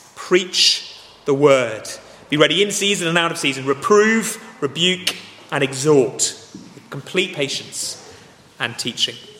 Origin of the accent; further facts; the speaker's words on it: Dorset, South West England, United Kingdom; I grew up in Dorset, it's the most beautiful place on earth